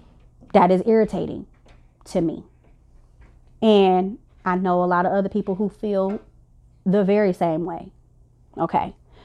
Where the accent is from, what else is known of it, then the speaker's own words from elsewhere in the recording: Illinois, United States; I'm from the South Chicagoland suburbs, and in Chicago, period, we got like Chinatown